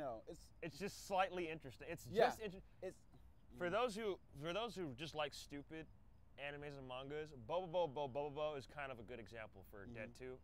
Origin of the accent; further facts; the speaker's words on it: Midwest, United States; I'm from the Midwest.